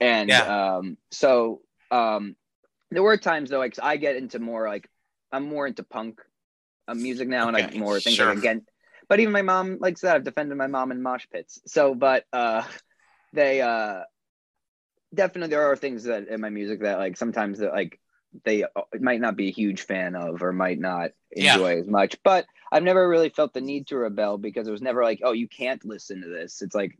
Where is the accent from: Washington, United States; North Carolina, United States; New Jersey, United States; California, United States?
New Jersey, United States; East Brunswick; So I grew up in New Jersey. I was born in North Jersey, Livingston, grew up in Garwood, Roselle Park, and my family moved to East Brunswick when I was like 4 or 5 years old.